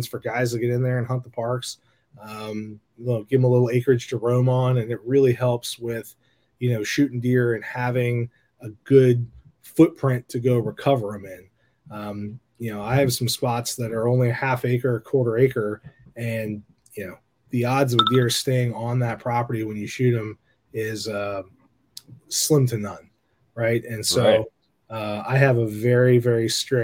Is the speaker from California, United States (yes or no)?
no; Virginia, United States; I'm born and raised in Virginia